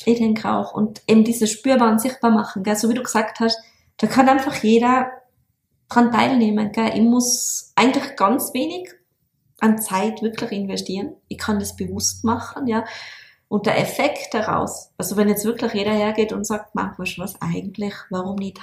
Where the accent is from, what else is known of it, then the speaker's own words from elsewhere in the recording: Tyrol, Austria; bei uns in Tirol